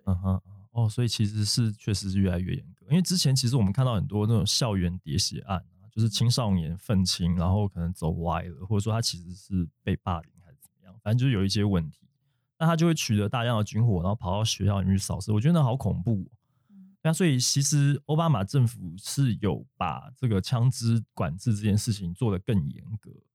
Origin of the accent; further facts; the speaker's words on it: Taiwan; accent: Taiwanese accent; 身为一个台湾人，就是有点腔